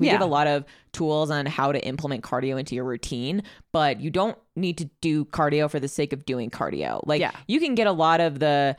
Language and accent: English; Chicago, Illinois, United States; I'm from Chicago, so I walk